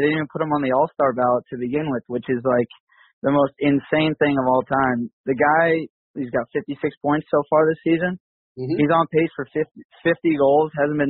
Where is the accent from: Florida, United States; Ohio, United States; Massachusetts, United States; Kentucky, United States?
Massachusetts, United States; I'm from Northrow, Mass.